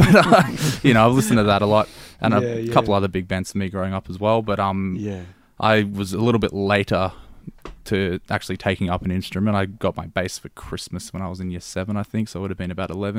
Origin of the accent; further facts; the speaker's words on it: Blackburn South, Victoria, Australia; I'm from not all that far away from Joseph, considering we went to the same high school. I'm from Blackburn South.